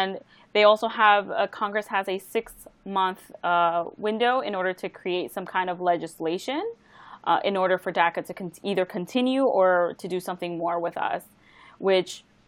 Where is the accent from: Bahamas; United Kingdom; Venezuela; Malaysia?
Bahamas; now in United States; I was from Bahamas, so technically I'm from there. It's only my parents who are of Latino descent, you know, and I have now their facial features.